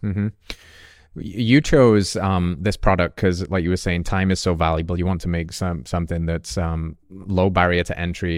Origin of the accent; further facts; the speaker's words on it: England, United Kingdom; moved away; I grew up in England where coffee culture is, is only just coming